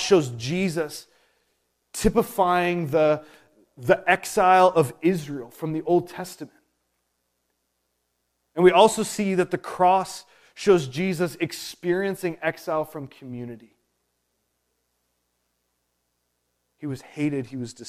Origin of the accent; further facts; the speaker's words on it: Prince Edward Island, Canada; I was born and raised on Prince Edward Island, this is not my true home.